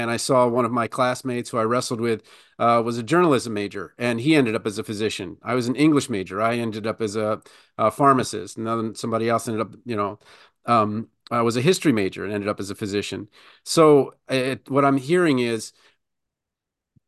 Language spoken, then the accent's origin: English; Baltimore, Maryland, United States; I'm from Baltimore